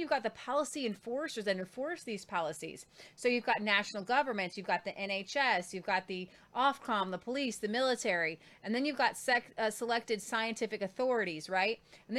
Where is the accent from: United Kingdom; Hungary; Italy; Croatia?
Croatia; I would most likely stay in my home country of Croatia.